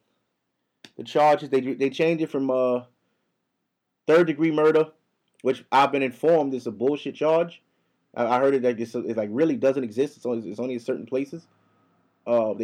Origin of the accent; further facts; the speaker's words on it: United States; now in New York, United States; I'm from here, my nigga. Y'all brung my people here. I was born here